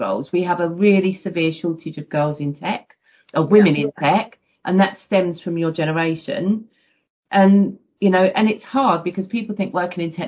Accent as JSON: {"language": "English", "region": "London", "country": "United Kingdom", "tie": "born or raised there", "said": "I grew up in the East End of London in fairly challenging circumstances"}